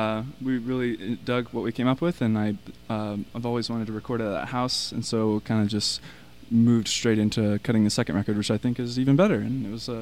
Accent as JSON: {"language": "English", "town": "Portland", "region": "Oregon", "country": "United States", "tie": "born or raised there", "lives_now": "Cannon Beach, United States", "said": "I actually just moved to the Oregon coast. I live in Cannon Beach now, but I was raised in Portland."}